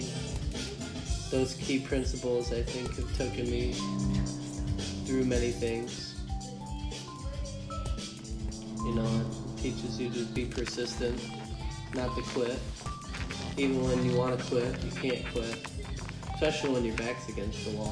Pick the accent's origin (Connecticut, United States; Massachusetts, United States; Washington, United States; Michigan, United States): Michigan, United States; Detroit; also born or lived in Birmingham, Michigan; I am from Detroit, Michigan, born and raised